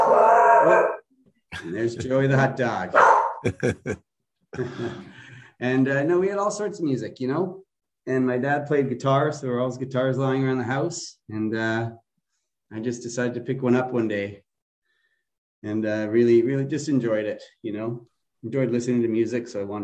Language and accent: English; Kitchener, Ontario, Canada; also born or lived in Montreal, Quebec; I grew up here in Kitchener-Waterloo.